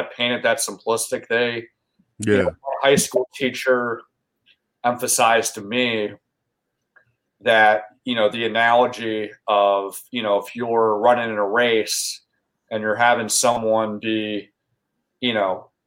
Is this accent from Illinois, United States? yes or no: no; York, Pennsylvania, United States; I grew up in York, Pennsylvania